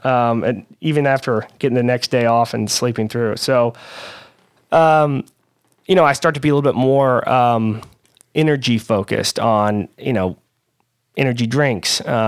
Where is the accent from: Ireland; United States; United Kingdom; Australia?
United States; Louisville, Kentucky; I'm born and raised in Louisville, Kentucky.